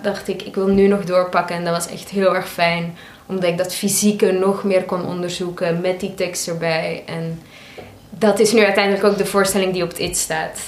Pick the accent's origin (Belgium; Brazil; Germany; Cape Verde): Belgium; moved away as an adult; also born or lived in Maastricht; now in The Hague, Netherlands; ik van België kom